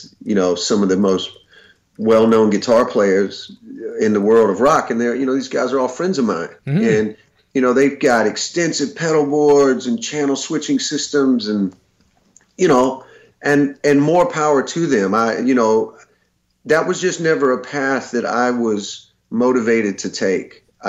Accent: the South, United States; Growing up in the South, there were so many amazing guitar players in all of those great Southern bands.

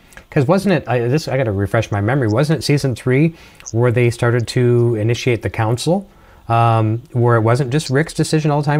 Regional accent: Canada; accent: Canadian; my Canadian accent

